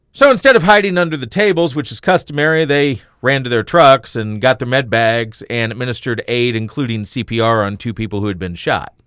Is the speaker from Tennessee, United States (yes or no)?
yes; Tennessee, United States; moved away; when I was a kid growing up in Tennessee